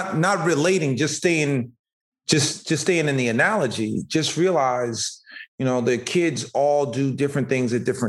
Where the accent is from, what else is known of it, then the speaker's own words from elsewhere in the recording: White Plains, New York, United States; born and raised in White Plains, came up in a very modest upbringing